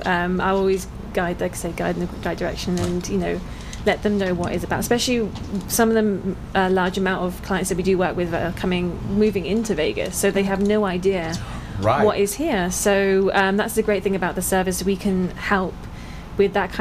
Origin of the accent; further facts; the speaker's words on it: England, United Kingdom; moved away as an adult; now in United States; I'm from England originally. I've been here over a year now.